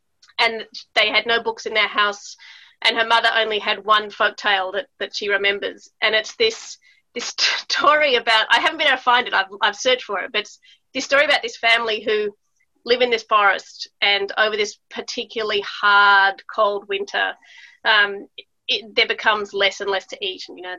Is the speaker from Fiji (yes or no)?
no; Melbourne, Victoria, Australia; also born or lived in United States / Italy; growing up in Australia, and I also was born in Melbourne, and then we moved to America for my early childhood, and we spent quite a lot of time in Italy, and then we moved back to Melbourne.